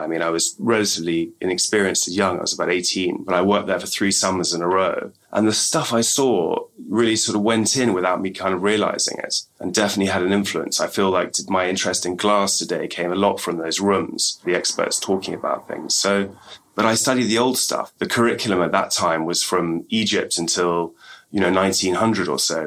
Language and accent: English; England, United Kingdom; when I was growing up in England